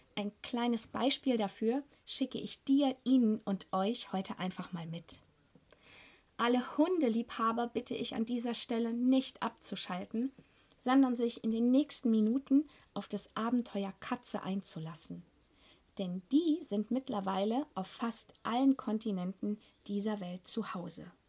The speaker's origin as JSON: {"language": "German", "country": "Germany", "said": "bei uns in Deutschland"}